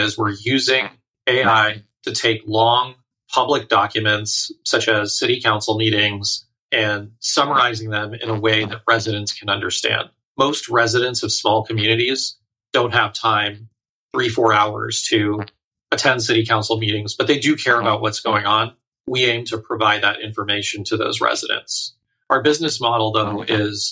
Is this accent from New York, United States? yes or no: no; Saratoga, California, United States; I was born in the Bay Area, so I grew up in a town called Saratoga, which is borders Cupertino